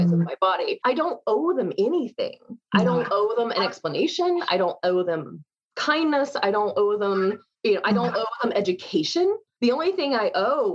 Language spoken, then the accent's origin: English; United States; As an American